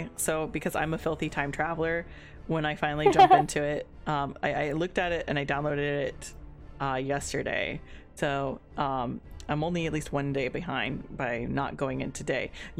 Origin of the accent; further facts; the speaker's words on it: Florida, United States; And I live in Florida, and I grew up in Florida. Being military, it's hard to say where I grew up in, but like we did at least 8 years of my youth in Florida, so I'm gonna say I grew up in Florida and then moved around.